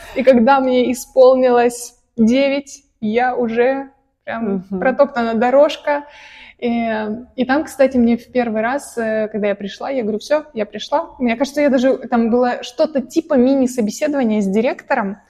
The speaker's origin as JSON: {"language": "Russian", "region": "Caucasus", "country": "Russia", "tie": "born or raised there", "said": "я э, родилась и выросла на Кавказе, угу. э, хоть и сама русская"}